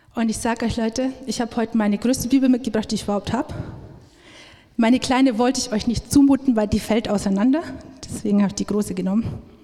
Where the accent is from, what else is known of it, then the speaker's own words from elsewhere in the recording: Upper Palatinate, Bavaria, Germany; now in Augsburg, Germany; wir kommen eigentlich aus der Oberpfalz